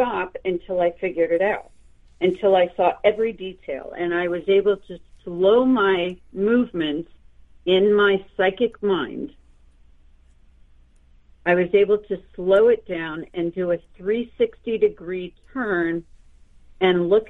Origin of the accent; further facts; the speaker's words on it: central Pennsylvania, United States; both houses that I grew up in, my father and mother designed it with an architect, and, you know, they built them from the ground up. So we lived in the woods on numerous acres, and, you know, it was large, and it was in a very small town in Pennsylvania.